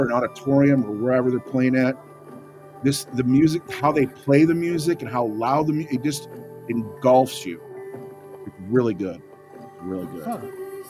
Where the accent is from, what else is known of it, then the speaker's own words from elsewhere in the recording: Texas, United States; I'm from Texas.